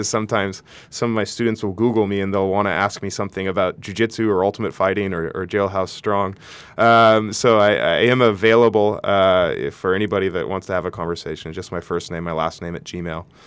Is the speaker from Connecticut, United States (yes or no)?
no; Santa Barbara, California, United States; my best friend who I grew up with here in Santa Barbara